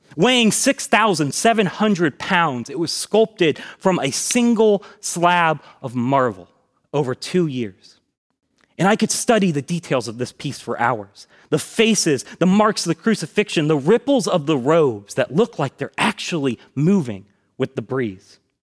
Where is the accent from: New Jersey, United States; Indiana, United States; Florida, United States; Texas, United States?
Florida, United States; Tallahassee; I grew up here in Tallahassee, going to Buck Lake Elementary School, then Swift Creek Middle, and then Lincoln High School.